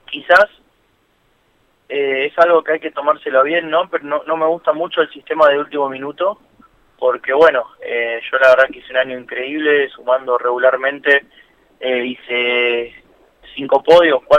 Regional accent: Lanús, Buenos Aires Province, Argentina; now in Quilmes, Argentina; De Lanús, 23 tengo. Igualmente ahora estoy viviendo en, Quilmes y bueno, eh, siempre viví en, en Capital.

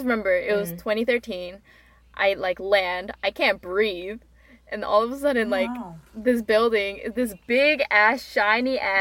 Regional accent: Canada; now in South Korea; I was raised in Canada

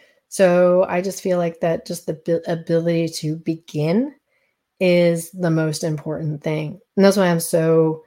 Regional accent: East Coast, United States; moved away; also born or lived in Colorado / California; I grew up on the East Coast, and now I'm back kind of sort of living on the East Coast

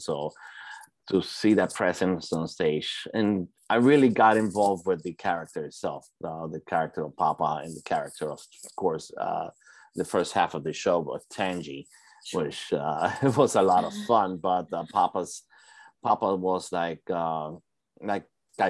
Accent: Puerto Rico; also born or lived in Brooklyn, New York, United States; now in New York, United States; I was born in Brooklyn and I was raised in Puerto Rico.

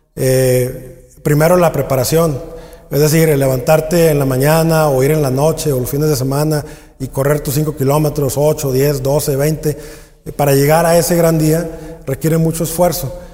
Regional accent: Mexico; nosotros como, como mexicanos

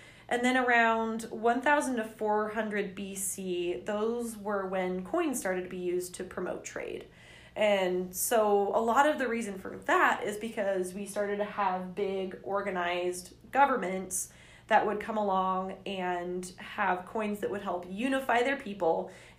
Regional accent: England, United Kingdom; so when I get to France, even though I'm from England, the bank will give me money

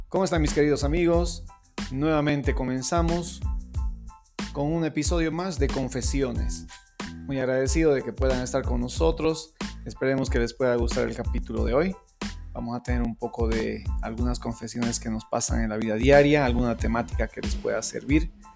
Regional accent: Tarija, Bolivia; soy de Bolivia, de la ciudad de Tarija

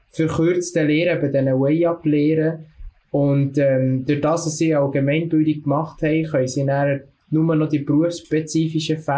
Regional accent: Solothurn, Switzerland; Ich komme aus dem Kanton Solothurn und bin 20.

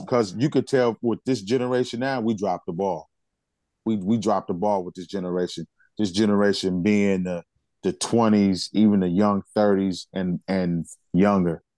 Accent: United States; I'm black and I'm American

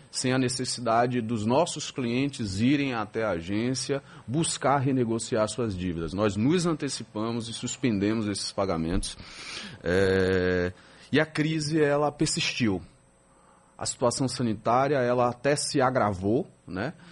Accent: Bahia, Brazil; Como bom baiano, ouvinte assíduo da Rádio Sociedade, né?

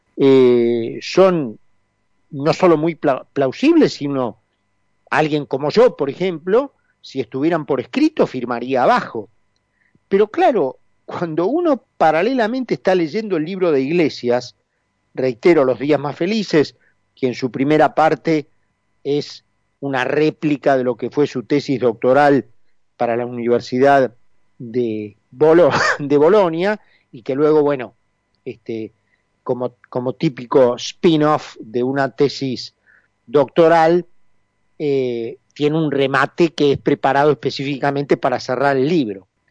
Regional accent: Argentina; nosotros que somos argentinos

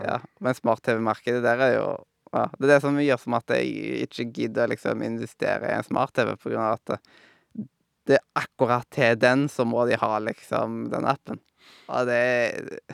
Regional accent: Haugesund, Rogaland, Norway; jeg kom ifra Haugesund

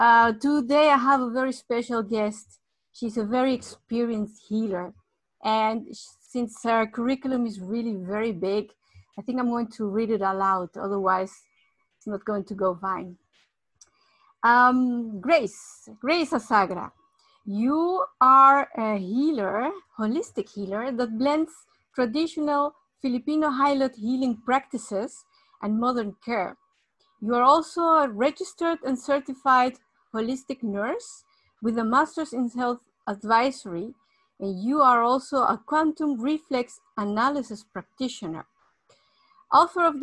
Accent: Mexico; moved away; I was born in Mexico

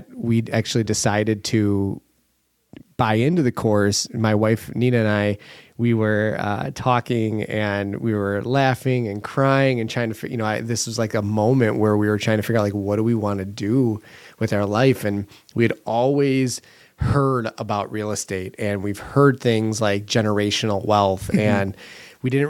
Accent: Kenosha, Wisconsin, United States; also born or lived in Milwaukee; Born and raised in Kenosha. Still live here now.

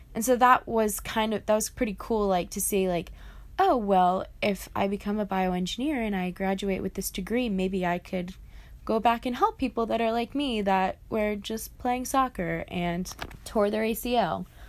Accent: Greenville, South Carolina, United States; my hometown of Greenville, South Carolina

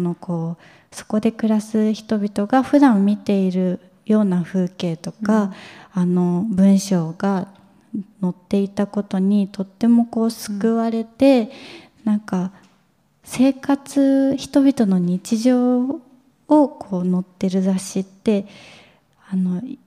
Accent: Kawasaki, Kanagawa, Japan; 私自身が川崎出身なので

